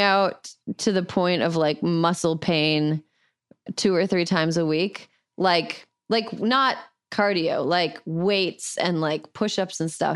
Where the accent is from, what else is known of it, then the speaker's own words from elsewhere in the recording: Midwest, United States; As a Midwesterner